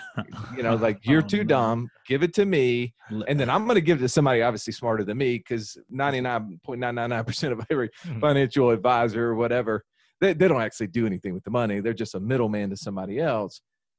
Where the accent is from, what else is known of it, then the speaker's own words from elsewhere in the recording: the Bible Belt, United States; And, you know, growing up in the Bible Belt, the golden rule was, you know, to do unto others as you would have them do unto you, right?